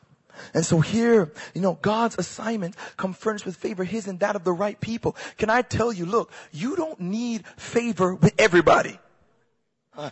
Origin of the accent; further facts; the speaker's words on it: Toronto, Ontario, Canada; I'm from Scarborough. I'm from Malvern